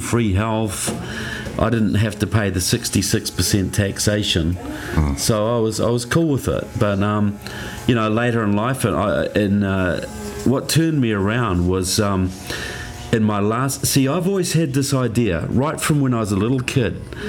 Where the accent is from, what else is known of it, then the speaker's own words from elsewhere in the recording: New Zealand; I grew up in New Zealand, which is right in the bottom of the South Pacific.